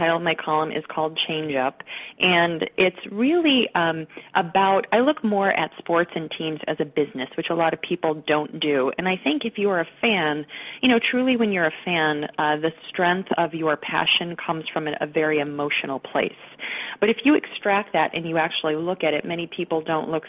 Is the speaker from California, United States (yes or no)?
no; Pennsylvania, United States; now in New York City, United States; where I grew up in Pennsylvania, it's 2 hours from New York City and 2 hours from Philadelphia